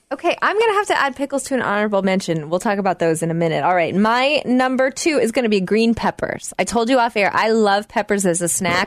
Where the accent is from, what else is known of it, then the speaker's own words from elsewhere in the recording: the South, United States; growing up in the South